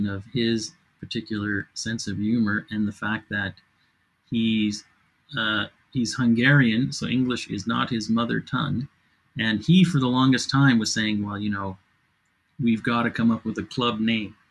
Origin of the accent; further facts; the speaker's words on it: Canada; we're Canadian